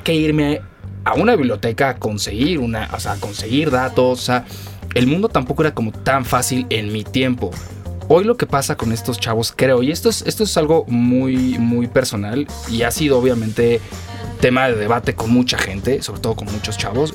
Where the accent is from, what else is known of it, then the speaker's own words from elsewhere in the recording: Mexico; como buen mexicano